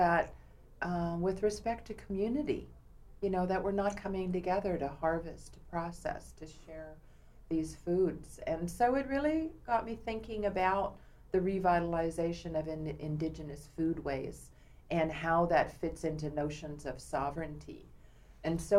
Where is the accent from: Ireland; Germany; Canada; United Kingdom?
Canada; Vancouver Island, British Columbia; moved away as an adult; also born or lived in Berkeley, California; now in Seattle, United States; I am First Nations from Canada, born and raised in my native community on Vancouver Island